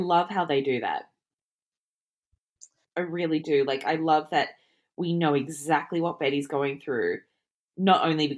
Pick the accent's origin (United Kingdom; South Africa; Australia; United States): Australia; me being an Australian